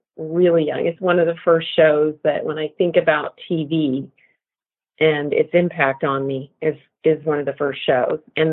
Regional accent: Santa Barbara, California, United States; I grew up in Santa Barbara, California for most of my young childhood

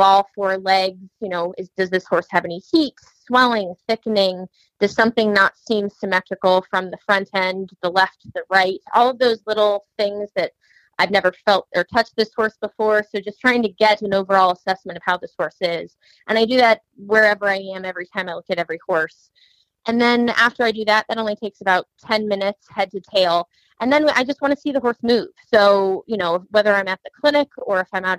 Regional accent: Central Ohio, United States; I was from Central Ohio

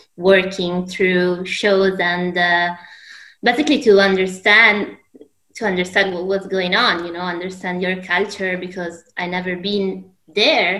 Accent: Alessandria, Piedmont, Italy; I'm originally from Alessandria

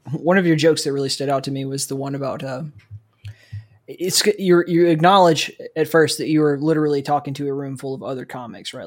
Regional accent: South Alabama, United States; I grew up in South Alabama

